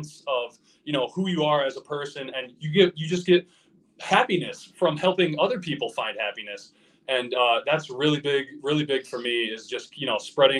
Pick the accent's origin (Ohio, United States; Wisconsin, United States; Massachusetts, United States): Wisconsin, United States; Cuba City; some of the things I didn't have growing up in the Cuba City area